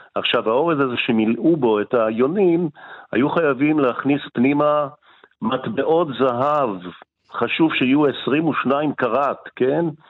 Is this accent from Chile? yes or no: no; Morocco; now in Israel; אני בא ממרוקו